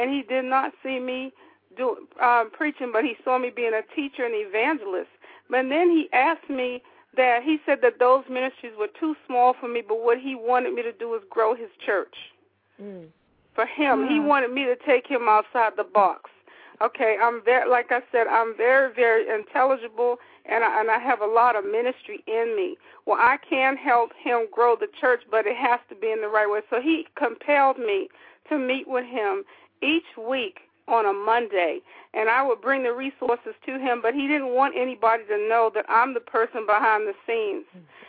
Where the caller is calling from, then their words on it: Atlanta, Georgia, United States; I am calling from the Atlanta area.